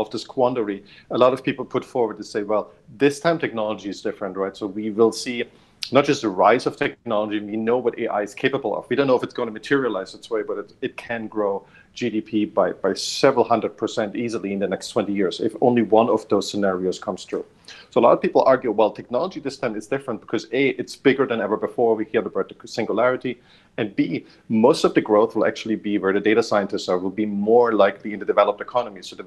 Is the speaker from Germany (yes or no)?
yes; Germany; moved away; I grew up in Germany